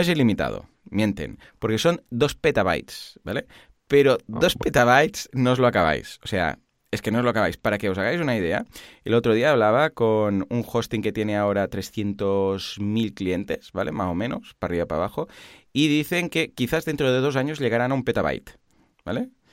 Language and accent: Spanish; Catalonia, Spain; somos catalanes